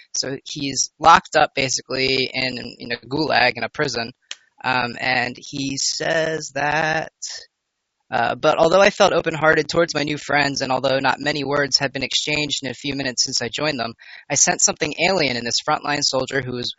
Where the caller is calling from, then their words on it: New York, United States; Brent, I'm from New York.